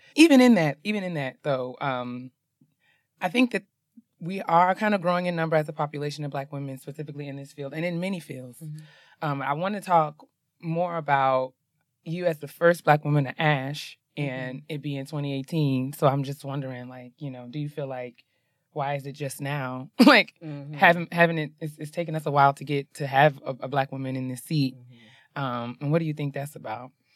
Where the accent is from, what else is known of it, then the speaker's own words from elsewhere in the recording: New York, United States; I'm from New York